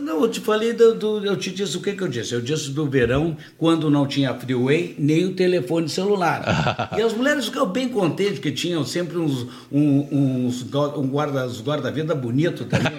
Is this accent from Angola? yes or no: no; Portugal; now in Porto Alegre, Brazil; Eu tenho origem espanhola também, mas eu sou português